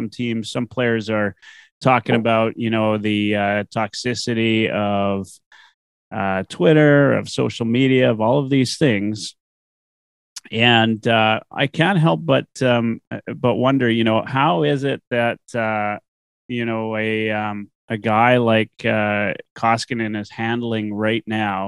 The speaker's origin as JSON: {"language": "English", "town": "Edmonton", "region": "Alberta", "country": "Canada", "tie": "born or raised there", "said": "I'm from Edmonton, born and raised, but I've got roots there, like most Albertans"}